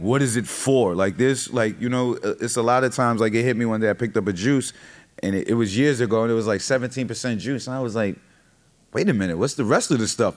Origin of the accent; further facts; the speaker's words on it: New York, United States; I'm from New York, so I know what's happening in New York and cities around me